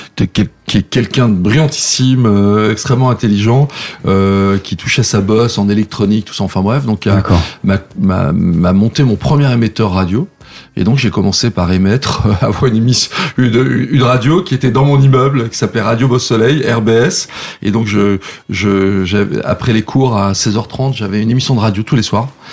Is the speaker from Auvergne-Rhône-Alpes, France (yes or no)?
yes; Saint-Jean-de-Maurienne, Auvergne-Rhône-Alpes, France; moved away as an adult; also born or lived in Lyon / Paris; Donc j'ai grandi là-bas, euh, j'ai quitté la ville, je crois que j'avais 18 ans, 18-19 ans